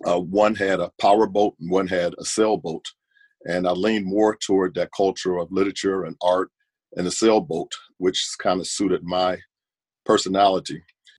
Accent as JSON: {"language": "English", "town": "Nashville", "region": "Tennessee", "country": "United States", "tie": "born or raised there", "said": "Okay, I was born in the mid-50s, 1954 to be exact, and I was born in Nashville, Tennessee. I lived in a community there in Nashville that was segregated, honestly, and it was a very nice community."}